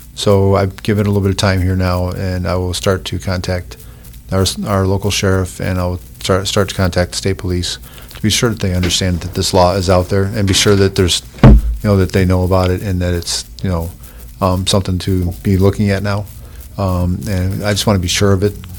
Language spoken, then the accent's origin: English; Oswego County, New York, United States; I grew up in Oswego County